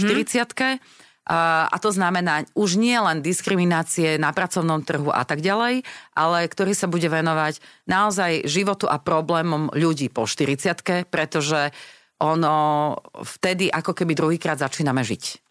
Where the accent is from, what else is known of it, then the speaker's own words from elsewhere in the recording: Slovakia; sme zase Slováci